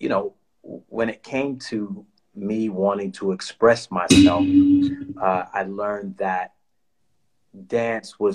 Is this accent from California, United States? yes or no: no; New York City, New York, United States; I grew up in the Bronx in New York